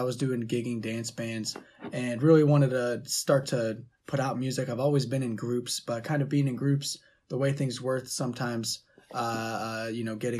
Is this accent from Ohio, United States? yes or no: yes; Youngstown, Ohio, United States; Yeah, we're both from Youngstown down here and kind of came up doing indie rock type stuff.